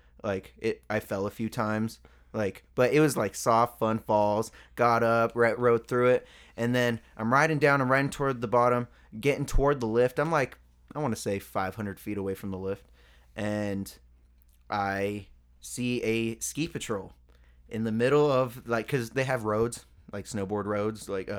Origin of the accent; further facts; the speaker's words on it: Colorado, United States; Yeah. I'm from Colorado. I'm a rapper.